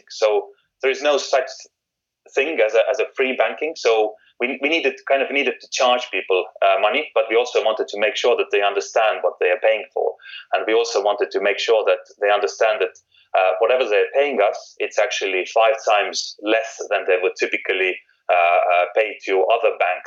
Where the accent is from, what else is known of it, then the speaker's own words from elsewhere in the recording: Estonia; moved away as an adult; now in United Kingdom; I'm actually from Estonia. So when I moved from Estonia to UK